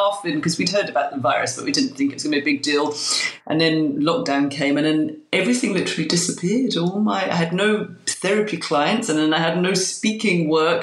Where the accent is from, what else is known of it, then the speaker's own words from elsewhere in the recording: London, United Kingdom; now in Glasgow, United Kingdom; I'm a Londoner living in Glasgow